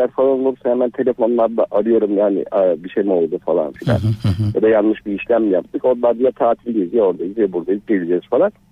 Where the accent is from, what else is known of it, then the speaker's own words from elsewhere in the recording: İzmit, Kocaeli, Turkey; also born or lived in Artvin; ben Artvinliyim. 3 e, üç yaşında İzmit'e taşınmışız.